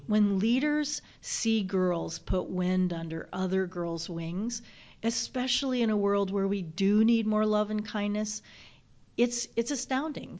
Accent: Florida, United States; now in Michigan, United States; I was a Girl Scout and went to Girl Scout camp in my home state of Florida.

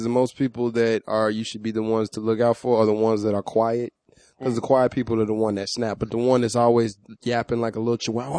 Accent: Chicago, Illinois, United States; now in Orange County, United States; I'm from Chicago, man. You know, y'all, I'm out here in the OC

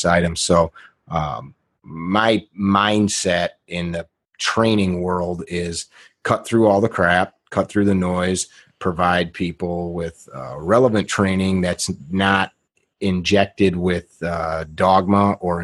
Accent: Midwest, United States; also born or lived in Chicago area, Illinois; I grew up in the Midwest. My family's from Chicago area

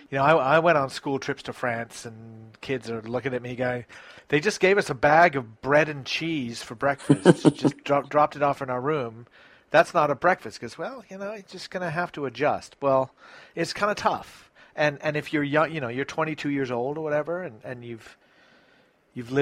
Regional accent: England, United Kingdom; Growing up in England

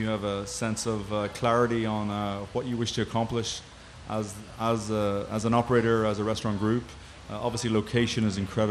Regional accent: Galway, Connacht, Ireland; now in Chicago, United States; I grew up in Galway on the West Coast of Ireland

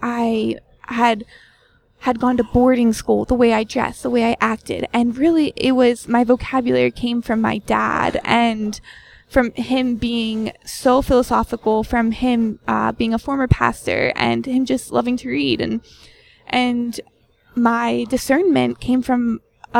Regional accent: Pennsylvania, United States; moved away as an adult; also born or lived in New York; I grew up in Pennsylvania

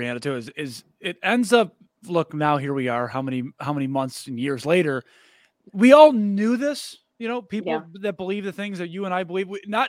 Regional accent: New York, United States; I've told you I'm from New York

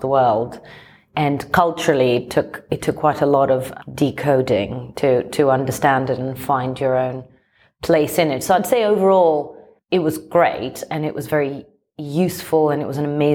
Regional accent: Athens, Attica, Greece; now in London, United Kingdom; I grew up in Athens. I'm not from these parts. I was born and raised in Greece

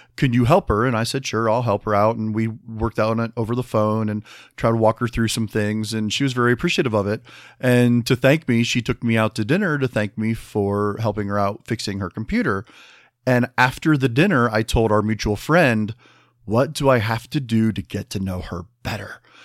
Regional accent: Midwest, United States; I'm from the Midwest

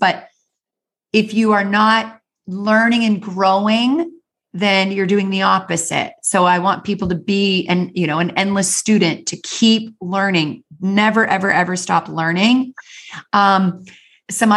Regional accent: Canada; I grew up in the Canadian Rocky Mountains

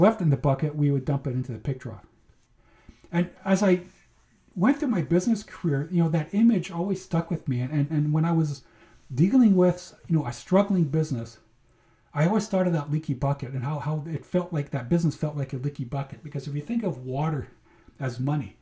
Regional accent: Manitoba, Canada; growing up in Manitoba, my brother and I would spend a lot of Sundays and summers

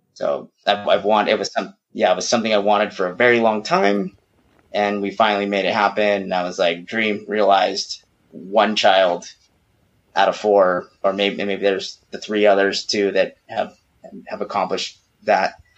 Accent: California, United States; moved away as an adult; now in Mexico; we're we're born and bred California, all of us.

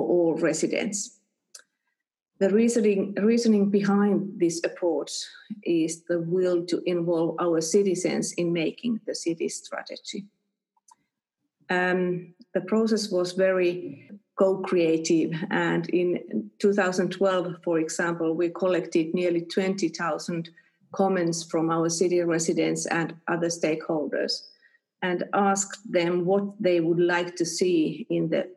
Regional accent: Espoo, Uusimaa, Finland; I was born and raised in Espoo and I have lived most of my life here in Espoo

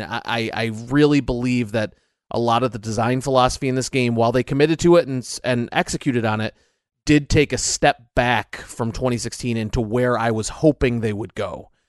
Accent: United States; I am American

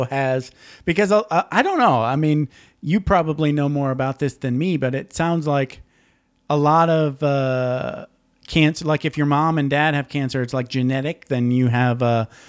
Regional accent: Michigan, United States; moved away; I grew up in Michigan

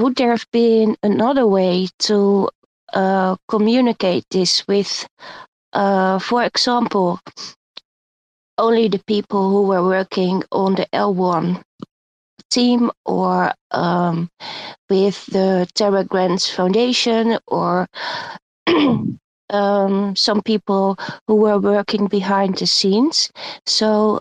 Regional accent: Netherlands; English is a second language; I'm from Holland, so my English is not perfect

